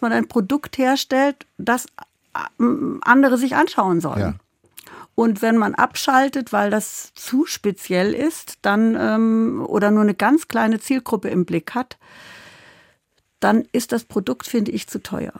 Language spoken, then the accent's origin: German; Kassel, Hesse, Germany; moved away as an adult; also born or lived in Berlin / Munich / Hamburg; ich komme ja wie du aus Kassel